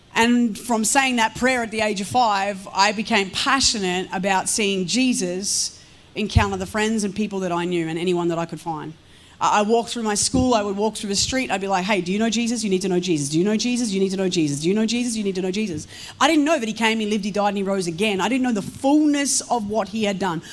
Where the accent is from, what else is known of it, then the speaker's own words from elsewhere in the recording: Melbourne, Victoria, Australia; I'm a girl from Melbourne, Victoria. I have grown up in the country for a portion of my life